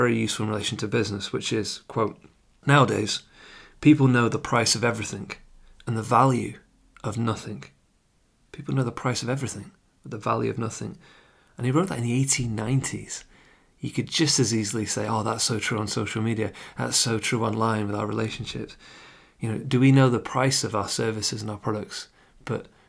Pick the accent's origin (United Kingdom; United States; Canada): United Kingdom; England; obviously I'm English, I live in England, but having Irish family